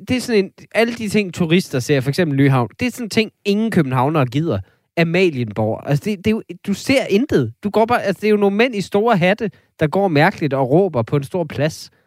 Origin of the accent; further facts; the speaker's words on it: Vendsyssel, North Denmark Region, Denmark; jeg er fra Vendsyssel